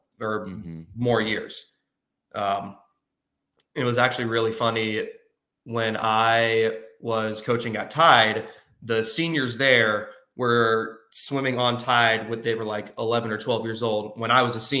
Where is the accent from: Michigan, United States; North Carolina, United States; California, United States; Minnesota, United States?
North Carolina, United States; also born or lived in Wilmington, North Carolina; being a swimmer growing up in North Carolina